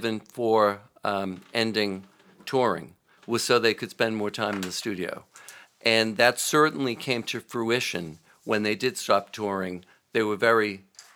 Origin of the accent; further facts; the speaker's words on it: Lowell, Massachusetts, United States; Around Lowell.